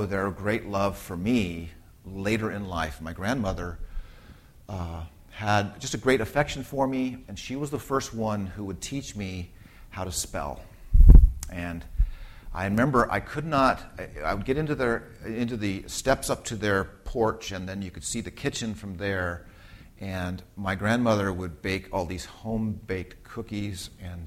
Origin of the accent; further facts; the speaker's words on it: Southern California, United States; growing up, I was a Southern California suburban kid